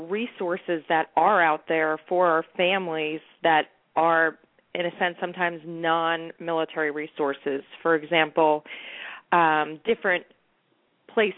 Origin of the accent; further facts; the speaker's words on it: New Jersey, United States; I'm from New Jersey, and all my relatives are from New York